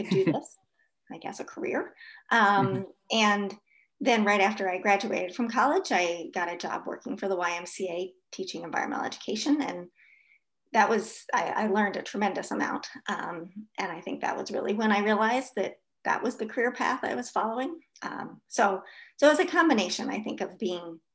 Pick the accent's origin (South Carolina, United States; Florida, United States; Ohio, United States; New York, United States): New York, United States; New York City; moved away as an adult; now in Stevens Point, United States; my experiences growing up in New York City